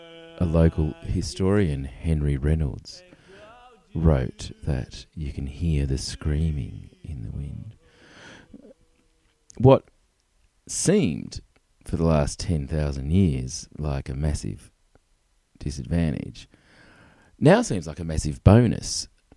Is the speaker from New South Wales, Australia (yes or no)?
no; Tasmania, Australia; I'm from Tasmania, which is this triangle-shaped island off the bottom of Australia, and a more miserable place I can barely imagine.